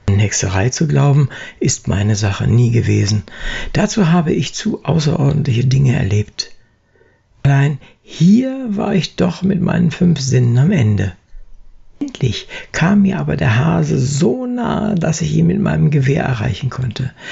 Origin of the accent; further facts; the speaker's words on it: Braunschweig, Lower Saxony, Germany; Er lebte lange Zeit in Wolfenbüttel, Braunschweig, wo ich herkomme. Und obendrein habe ich auch noch direkt neben der Anton-Ulrich-Straße gewohnt